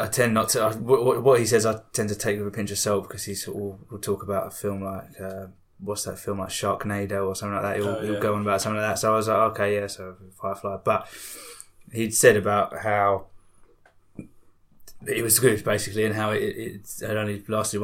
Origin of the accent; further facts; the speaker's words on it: Essex, East of England, United Kingdom; near Basildon